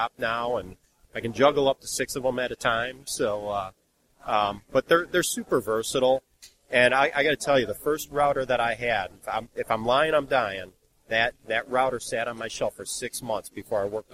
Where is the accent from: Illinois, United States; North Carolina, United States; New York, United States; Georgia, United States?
New York, United States; Buffalo; moved away; I'm originally from Buffalo, New York